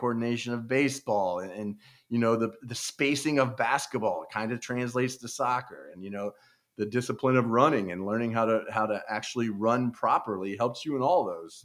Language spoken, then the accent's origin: English; Overland Park, Kansas, United States; also born or lived in Buena Vista, Colorado; I grew up in Overland Park, Kansas. It's a suburb of Kansas City